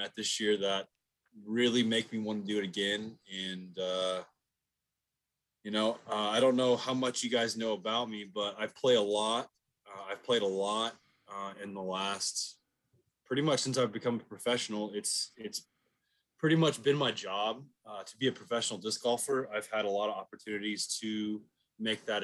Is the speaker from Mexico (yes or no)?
no; Dallas, Texas, United States; I grew up down the street. I've lived in Dallas-Fort Worth all my life